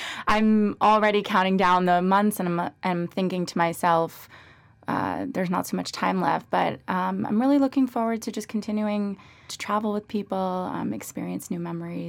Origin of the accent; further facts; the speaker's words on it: Weston, Florida, United States; moved away; I'm originally from Weston, Florida.